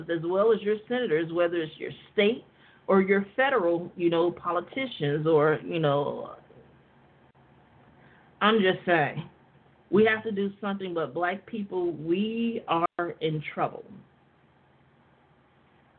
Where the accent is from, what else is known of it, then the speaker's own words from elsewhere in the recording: United States; the black people that are born and raised in America that are descendants of enslaved people